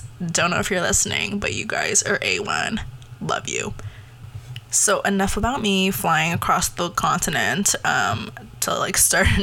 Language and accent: English; Canada; also born or lived in Taiwan; I was born there, came here when I was about like 4 or 5